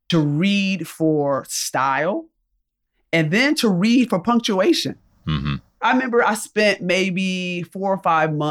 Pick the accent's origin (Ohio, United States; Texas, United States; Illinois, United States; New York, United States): New York, United States; Rochester; So I'm from upstate New York, I'm from Rochester, New York.